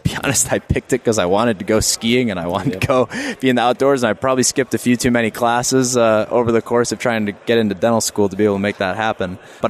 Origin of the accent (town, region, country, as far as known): Wisconsin, United States; born or raised there